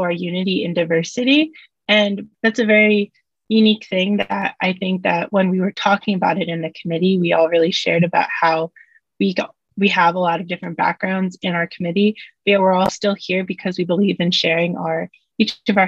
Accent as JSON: {"language": "English", "region": "New Jersey", "country": "United States", "tie": "born or raised there", "also_born_or_lived": "Kazakhstan", "said": "I grew up in New Jersey"}